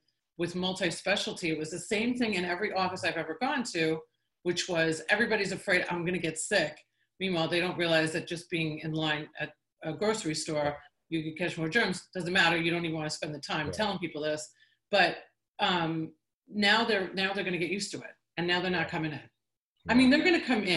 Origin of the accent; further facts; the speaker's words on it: New York, United States; moved away; I grew up in New York.